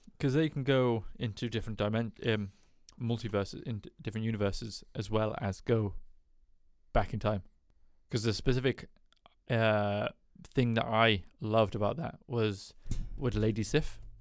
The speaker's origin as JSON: {"language": "English", "country": "United Kingdom", "said": "I'm British"}